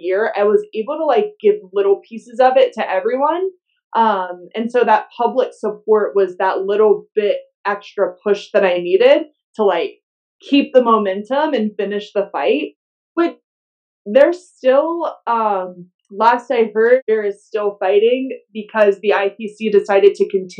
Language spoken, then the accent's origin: English; Louisiana, United States; I grew up in the South. I grew up in Louisiana